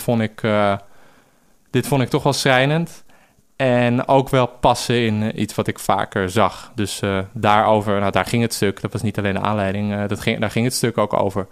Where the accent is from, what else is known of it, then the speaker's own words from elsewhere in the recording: Amsterdam, North Holland, Netherlands; ik groeide op in Amsterdam Zuid.